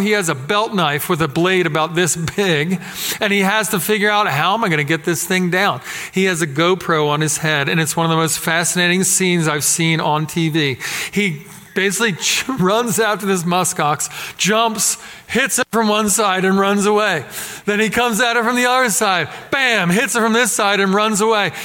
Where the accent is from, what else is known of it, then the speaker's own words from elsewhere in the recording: Philadelphia, Pennsylvania, United States; growing up in Philadelphia where I did